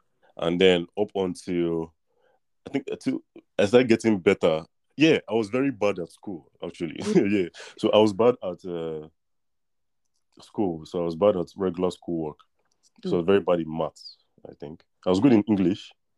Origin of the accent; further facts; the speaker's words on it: Lagos, Nigeria; also born or lived in Russia; And then I was born in Russia, and then when I came to Lagos, Nigeria, I went to a primary school